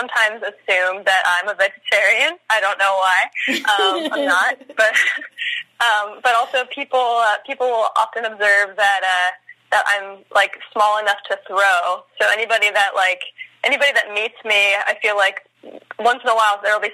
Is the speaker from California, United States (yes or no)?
yes; Oxnard, California, United States; moved away as an adult; now in San Francisco, United States; I'm actually originally from Oxnard, California, which is sort of near like Santa Barbara area. And I came up to San Francisco after high school to go to college